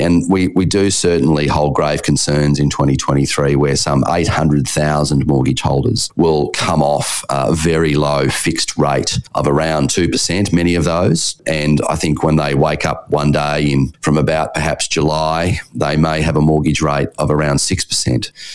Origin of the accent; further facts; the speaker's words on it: Perth, Western Australia, Australia; My hometown of Perth